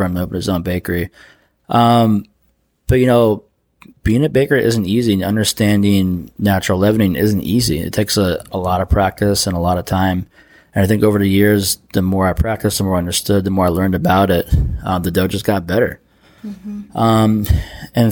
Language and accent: English; Pennsylvania, United States; also born or lived in Athens, Georgia; now in Savannah, United States; I'm from Pennsylvania, and Castle Valley is like literally like an hour down the road from where I grew up.